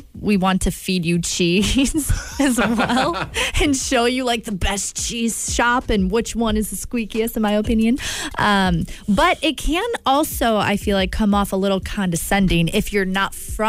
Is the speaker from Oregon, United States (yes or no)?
no; Wisconsin, United States; I'm from Wisconsin. We're rivals right now. I think Ope belongs to Wisconsin.